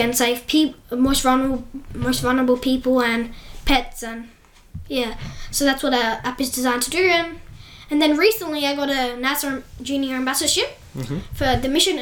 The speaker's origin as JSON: {"language": "English", "town": "Adelaide", "region": "South Australia", "country": "Australia", "tie": "born or raised there", "said": "I was born and raised in Adelaide"}